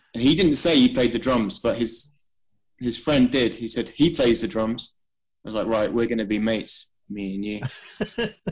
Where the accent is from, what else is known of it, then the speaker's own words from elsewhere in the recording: Isle of Wight, South East England, United Kingdom; moved away as an adult; also born or lived in Portsmouth; we're all from the Isle of Wight originally